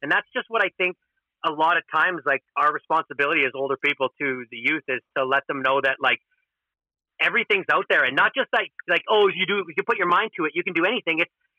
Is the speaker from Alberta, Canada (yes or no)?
yes; Edmonton, Alberta, Canada; And a lot of them probably think because I'm from Edmonton, I have no shot.